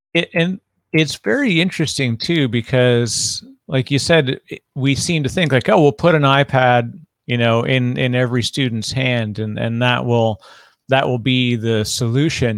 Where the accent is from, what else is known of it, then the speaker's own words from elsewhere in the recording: Canada; now in United States; I'm Canadian originally, I'm living in the United States